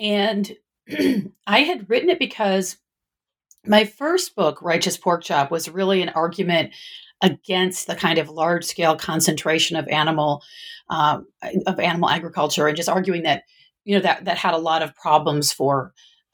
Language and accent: English; Michigan, United States; now in Northern California, United States; I was originally from the Midwest, from Michigan